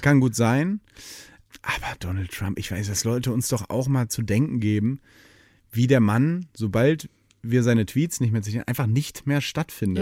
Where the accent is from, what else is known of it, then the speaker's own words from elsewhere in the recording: Detmold, North Rhine-Westphalia, Germany; moved away as an adult; also born or lived in Hannover; now in Cologne, Germany; Ich bin ja in Ostwestfalen aufgewachsen